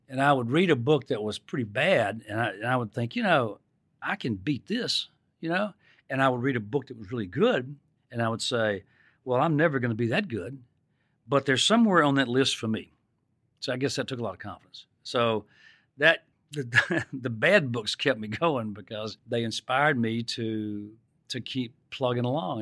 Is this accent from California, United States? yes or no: no; Mississippi, United States; when I was growing up in Mississippi